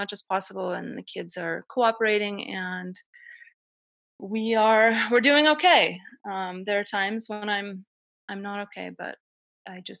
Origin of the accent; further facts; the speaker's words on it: Denver, Colorado, United States; now in Utah, United States; I'm from Denver originally